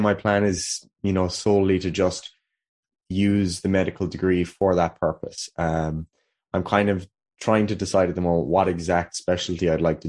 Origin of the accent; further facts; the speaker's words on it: Killarney, Munster, Ireland; I'm from Killarney, County Kerry, here in Ireland